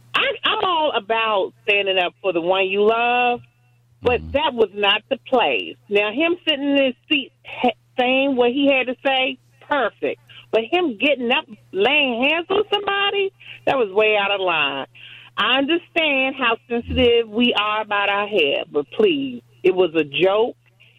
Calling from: Washington, District of Columbia, United States; I'm calling from D.C.

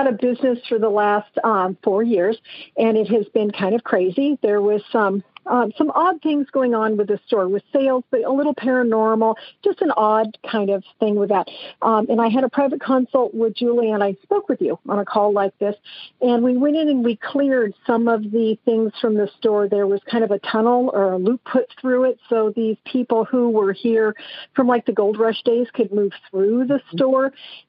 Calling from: San Andreas, California, United States; I'm calling from San Andreas, California.

